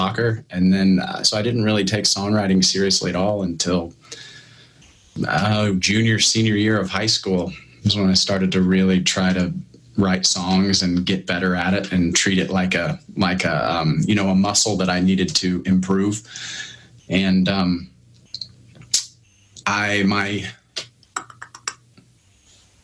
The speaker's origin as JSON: {"language": "English", "town": "Alexandria", "region": "Indiana", "country": "United States", "tie": "born or raised there", "said": "I'm Central Indiana, born and raised. Alexandria, Indiana is where I was."}